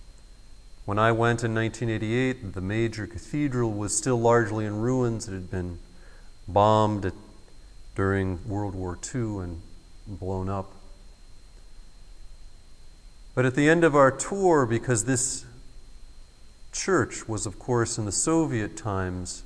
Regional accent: United States; as an American who had grown up in the Methodist Church

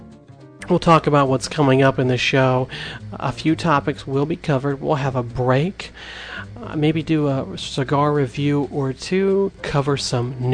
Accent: Arizona, United States; now in Georgia, United States; I am Hopi from Arizona, and I currently live in Georgia

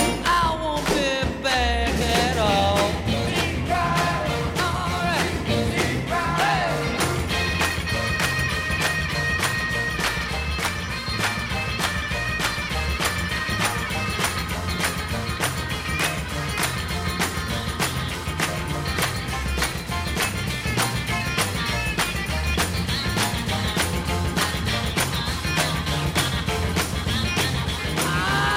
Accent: Detroit, Michigan, United States; I was a kid growing up in Detroit, and I was probably about 5 miles away from the Grandy Ballroom.

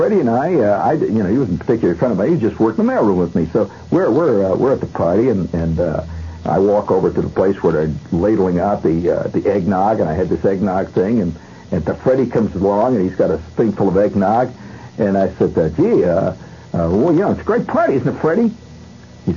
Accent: United States; I'm an American

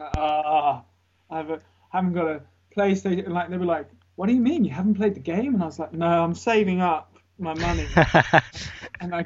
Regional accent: Looe, South West England, United Kingdom; moved away as an adult; also born or lived in London; And I'm from Cornwall, this little fishing village in Loo

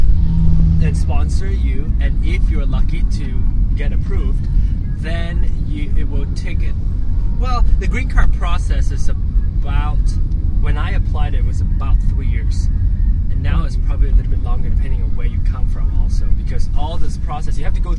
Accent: Malaysia; now in United States; I'm from Malaysia.

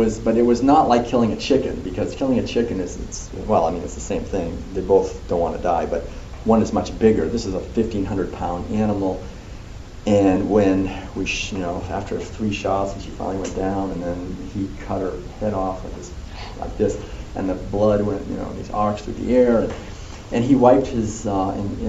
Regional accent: Concord, Massachusetts, United States; as a little kid, for me, growing up in Concord

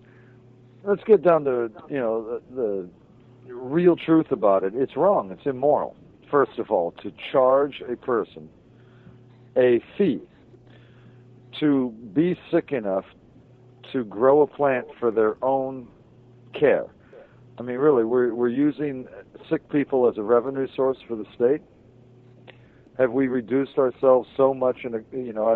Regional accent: Hawaii, United States; now in Maine, United States; I'm from Hawaii

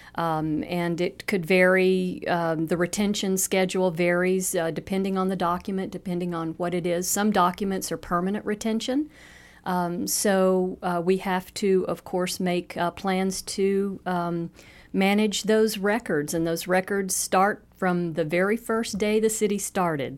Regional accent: Louisiana, United States; also born or lived in Estes Park, Colorado; now in Cape Coral, United States; We're born and raised in Louisiana

